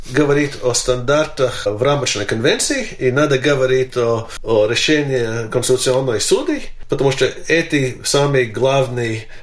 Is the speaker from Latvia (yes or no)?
yes; Latvia; все знают, мою биографию, знает, что я латыш.